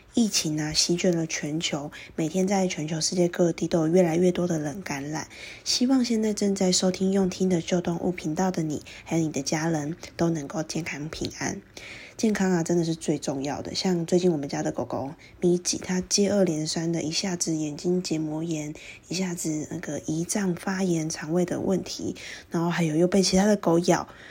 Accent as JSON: {"language": "Chinese", "country": "Taiwan", "said": "像是我们台湾人可能特别熟悉的"}